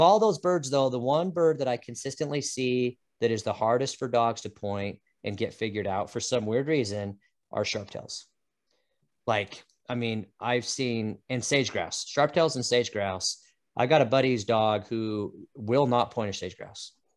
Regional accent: Utah, United States; now in Idaho, United States; I grew up in Utah chasing Chuckers

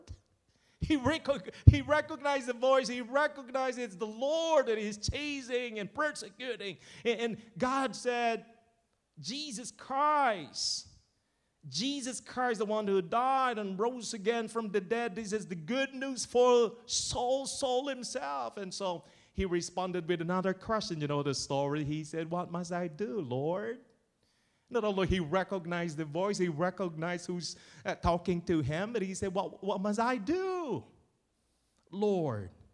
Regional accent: Philippines; moved away; in my province, where I came from, where I was born, raised, and educated. The Philippines.

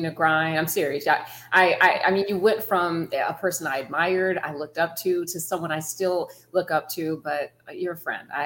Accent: Saginaw, Michigan, United States; now in Florida, United States; I grew up in Saginaw, Michigan

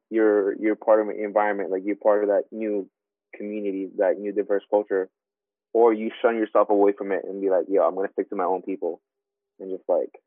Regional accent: Philippines; now in United States; even I grew up in the Philippines, like, learning about, you know, Filipino culture, Filipino history.

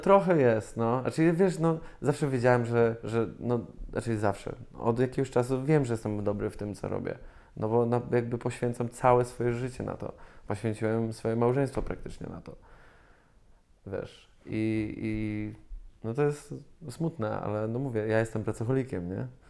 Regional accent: Zielona Góra, Lubusz Voivodeship, Poland; jestem zwykłym dzieciakiem z Zielonej Góry

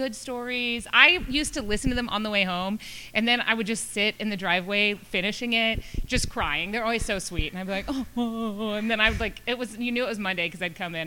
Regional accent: Midland, Texas, United States; moved away; I'm from Midland, and I drive back and forth a lot just to visit my parents

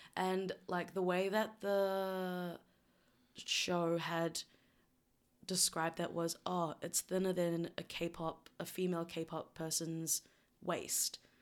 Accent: New Zealand; also born or lived in South Korea; And then I moved to New Zealand and I grew up predominantly in New Zealand

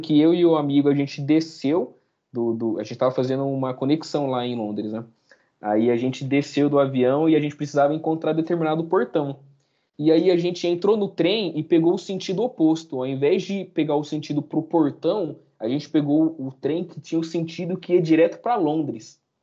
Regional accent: Brazil

